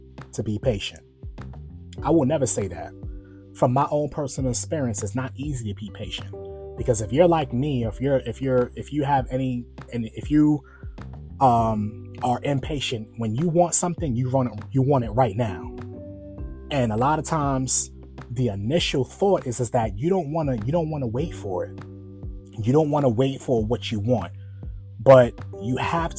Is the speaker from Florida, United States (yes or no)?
no; New York, United States; now in Virginia, United States; I'm originally from New York, and I live in Virginia now